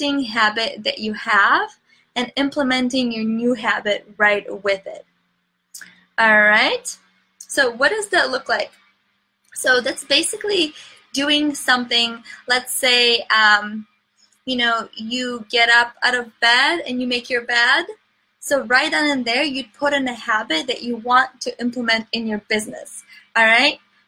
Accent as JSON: {"language": "English", "town": "Chicago", "region": "Illinois", "country": "United States", "said": "I'm from Chicago"}